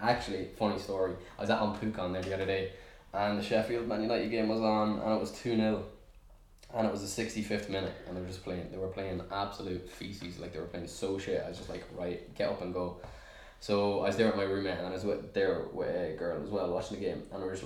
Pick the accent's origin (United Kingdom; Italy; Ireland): Ireland; I'm Irish